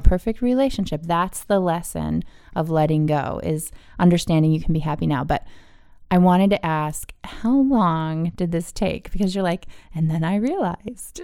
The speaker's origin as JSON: {"language": "English", "region": "East Coast", "country": "United States", "tie": "born or raised there", "said": "I grew up on the East Coast"}